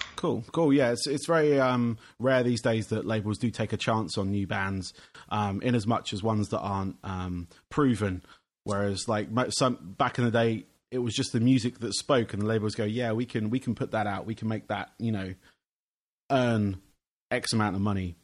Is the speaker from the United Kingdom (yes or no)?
yes; England, United Kingdom; being from England